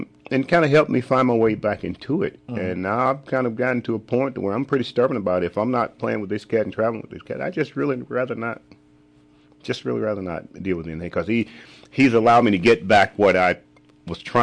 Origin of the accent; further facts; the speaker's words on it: Birmingham, Alabama, United States; moved away; also born or lived in Boston; I was born and reared in Birmingham, September 2nd, 1962